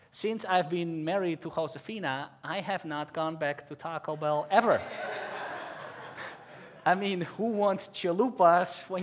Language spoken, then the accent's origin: English; Netherlands; moved away as an adult; now in California, United States; I am an expat from the Netherlands